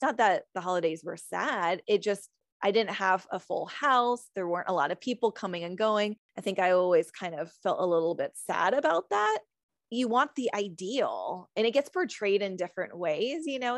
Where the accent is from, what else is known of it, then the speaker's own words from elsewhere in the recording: California, United States; now in Virginia, United States; I'm from California